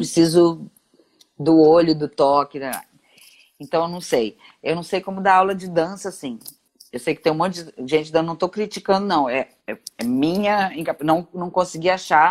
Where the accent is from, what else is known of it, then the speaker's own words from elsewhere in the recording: Brazil; eu sou brasileira